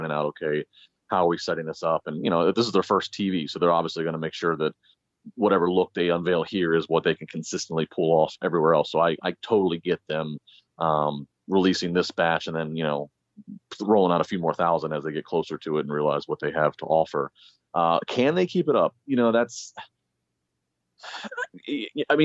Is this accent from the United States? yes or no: yes; D.C. area, Maryland, United States; I'm from the Maryland, D.C. area